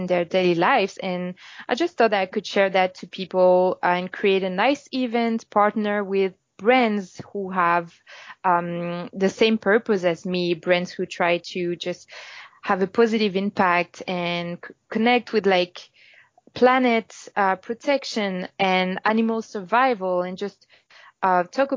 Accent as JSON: {"language": "English", "town": "Paris", "region": "Île-de-France", "country": "France", "second_language": "English", "moved": "as an adult", "lives_now": "Toronto, Canada", "said": "I'm French. I'm from Paris. And I came in Toronto about 2 years ago."}